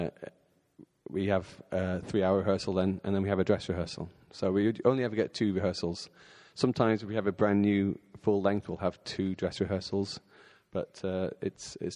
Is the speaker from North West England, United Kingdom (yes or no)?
yes; Bolton, North West England, United Kingdom; I grew up in a place called Bolton, which is just north of Manchester in England.